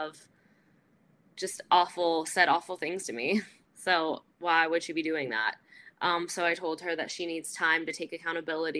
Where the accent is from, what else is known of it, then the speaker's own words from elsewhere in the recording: California, United States; also born or lived in Arizona / San Diego; I grew up in California. I went to college in Arizona, lived there for about a year and a half after college, then moved to San Diego, and then back